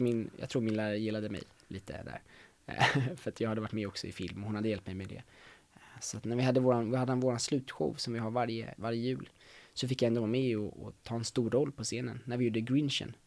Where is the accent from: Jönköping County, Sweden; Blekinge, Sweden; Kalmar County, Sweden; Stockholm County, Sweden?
Stockholm County, Sweden; Solna; jag är uppväxt i, i Stockholm, i Solna